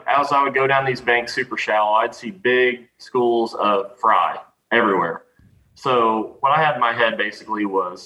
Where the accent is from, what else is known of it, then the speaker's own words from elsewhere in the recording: Table Rock Lake, Missouri, United States; I'm from Table Rock